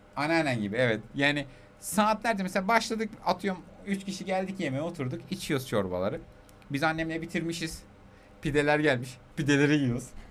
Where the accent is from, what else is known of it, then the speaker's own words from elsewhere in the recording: Aegean Region, Turkey; also born or lived in Tokat; biz Egeliyiz, tamam mı? Yedi göbek Selanik'e